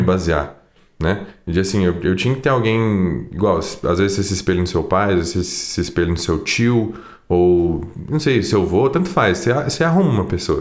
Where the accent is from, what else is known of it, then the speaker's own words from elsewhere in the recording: Poços de Caldas, Minas Gerais, Brazil; eu sou daqui de Poste Caldas, sou um cantor sertanejo